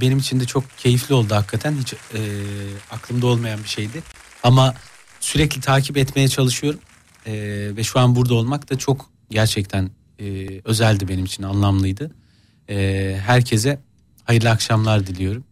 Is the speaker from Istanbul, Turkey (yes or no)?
no; Gaziantep, Turkey; Gaziantep memleketimin takımını tutuyorum